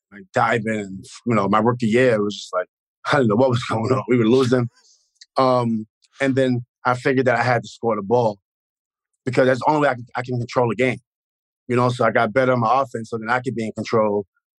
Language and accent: English; New York City, New York, United States; I'm from Queensbridge, where … is from, you know … So people knew I was from the project.